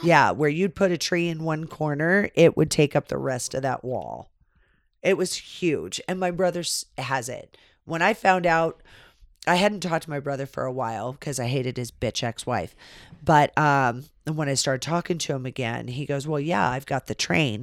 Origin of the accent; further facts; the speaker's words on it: California, United States; we grew up in California.